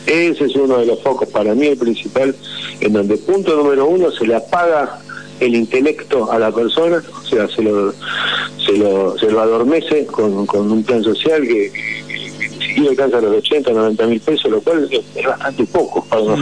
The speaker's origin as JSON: {"language": "Spanish", "country": "Argentina", "said": "somos argentinos"}